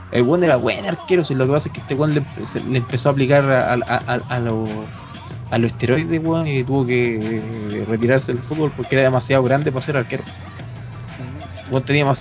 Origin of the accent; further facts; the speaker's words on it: Chile; si soy chileno